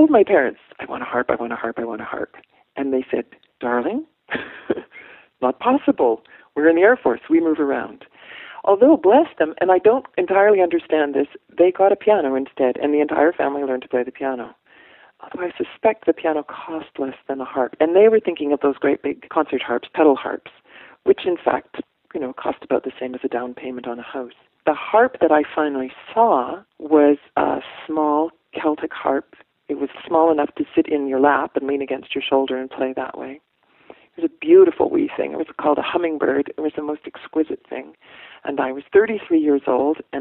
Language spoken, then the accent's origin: English; Canada; moved away as an adult; also born or lived in Canadian Prairies / West Coast of Canada; now in Oakland, United States; I'm a Canadian. I grew up on the prairies and on the West Coast. I moved here to marry Tony